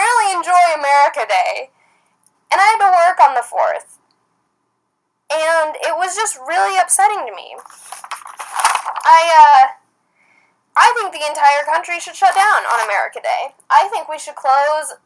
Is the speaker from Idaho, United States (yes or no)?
yes; Idaho, United States; growing up in Idaho